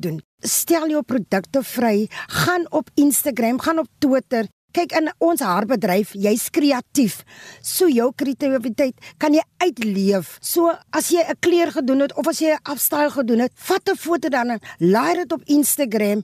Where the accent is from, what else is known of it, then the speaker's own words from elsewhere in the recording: Western Cape, South Africa; also born or lived in Bellville South; Ek is 'n eh, inwoner van die Wes-Kaap